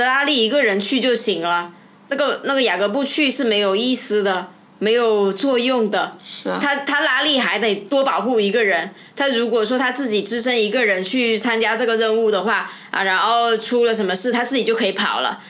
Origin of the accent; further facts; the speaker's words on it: China; 我们中国人